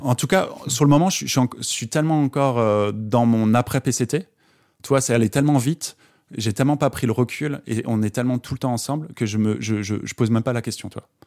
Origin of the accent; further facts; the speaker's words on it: Alsace, Grand Est, France; moved away; je suis originaire d'Alsace, donc je suis rentré, euh, euh, quelques jours en Alsace